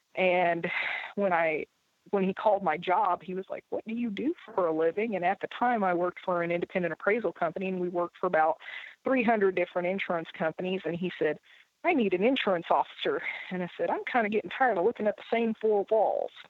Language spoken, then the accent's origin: English; Indianapolis, Indiana, United States; I'd walk to the 500 track with my grandfather when I was a child, so I definitely grew up around racing.